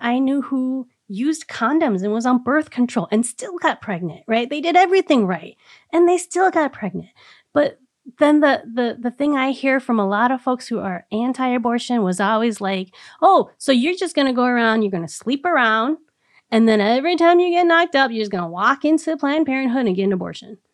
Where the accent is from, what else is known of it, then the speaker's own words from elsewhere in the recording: Minnesota, United States; as a Minnesotan